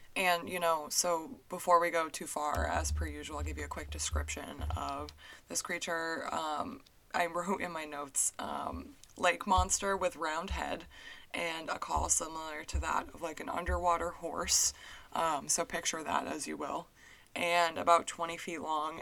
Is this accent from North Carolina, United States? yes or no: no; New Hampshire, United States; growing up in New Hampshire